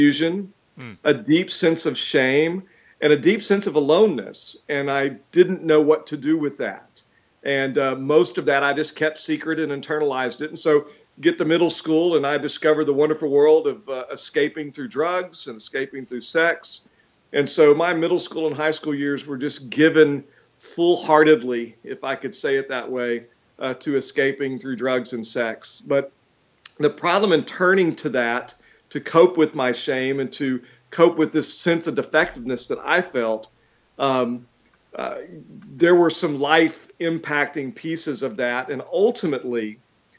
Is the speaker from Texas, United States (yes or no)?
yes; Houston, Texas, United States; moved away as an adult; now in Georgia, United States; I'm from Texas, and so I grew up in Houston